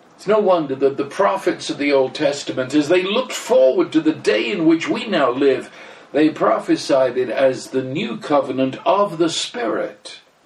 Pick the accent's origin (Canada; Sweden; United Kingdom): United Kingdom; England; I am English, I'm as British as British